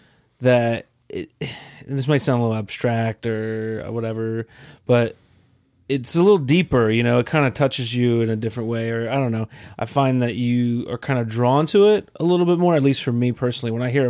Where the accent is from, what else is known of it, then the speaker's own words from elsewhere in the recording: York, Pennsylvania, United States; now in Pittsburgh, United States; I'm from York, Pennsylvania, so it doesn't have any sort of scene at all.